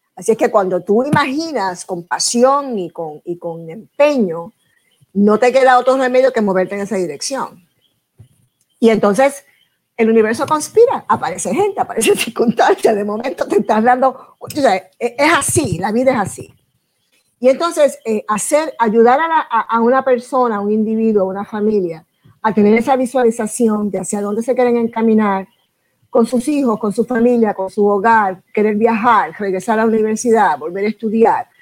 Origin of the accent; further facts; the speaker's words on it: Puerto Rico; mi país